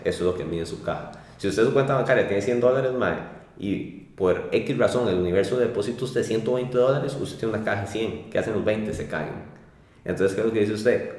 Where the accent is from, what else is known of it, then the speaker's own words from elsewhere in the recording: Costa Rica; así somos los ticos